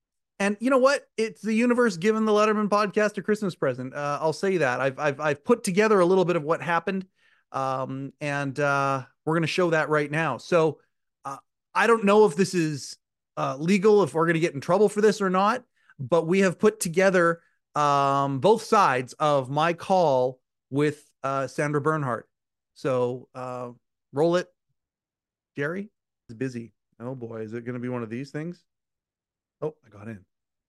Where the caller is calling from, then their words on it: Kelowna, British Columbia, Canada; Kelowna, British Columbia, Canada.